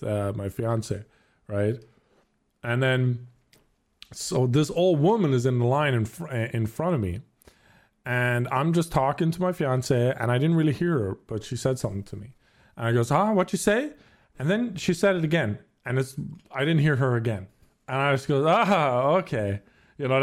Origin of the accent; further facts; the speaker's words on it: Ireland; moved away; I'm from Ireland.